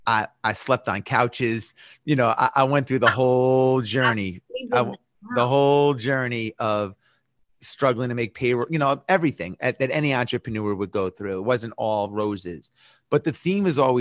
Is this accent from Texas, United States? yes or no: no; New York City, New York, United States; moved away as an adult; now in Atlanta, United States; I'm a New Yorker